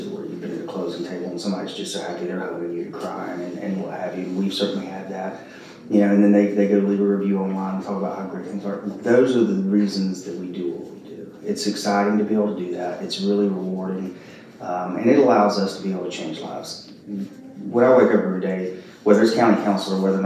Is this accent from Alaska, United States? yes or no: no; Spartanburg, South Carolina, United States; also born or lived in Greenville, South Carolina; now in Summerville, United States; I'm an upstate South Carolina guy, so I grew up in Spartanburg and Greenville